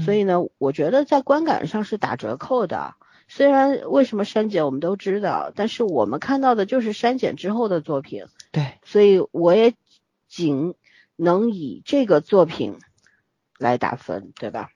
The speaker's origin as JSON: {"language": "Chinese", "region": "Shanghai", "country": "China", "tie": "born or raised there", "said": "上海是我的故乡，然后这是发生在我故乡的战争"}